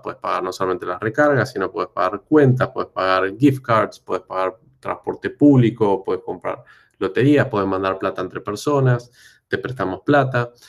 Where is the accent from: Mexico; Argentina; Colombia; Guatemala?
Argentina; moved away as an adult; now in Brazil; siendo argentino, habiendo vivido en Argentina 30 años